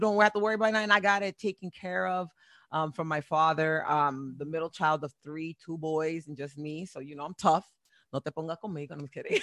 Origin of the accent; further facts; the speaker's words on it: Perth Amboy, New Jersey, United States; moved away; also born or lived in Boston, Massachusetts / Florida; I was born in Boston, raised in Perth Amboy, New Jersey